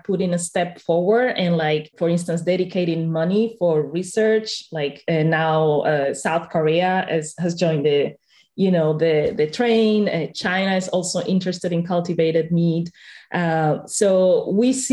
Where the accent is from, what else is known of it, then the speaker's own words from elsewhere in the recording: Spain; I come from Spain